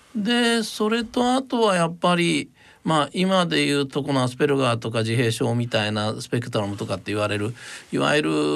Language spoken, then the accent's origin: Japanese; Moriguchi, Osaka, Japan; 僕は生まれたのは大阪の市内なんですね。それで、えー、ちっちゃい頃にえー、まあ大阪の真下町 郊外ってっていうのが森口市っていうのがあるんですけど